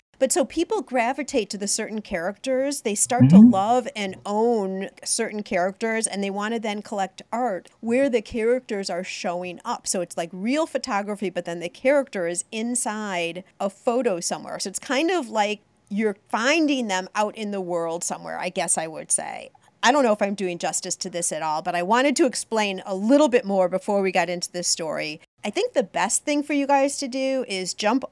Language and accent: English; Highland Park, Illinois, United States; also born or lived in Chicago; my hometown of Highland Park, Illinois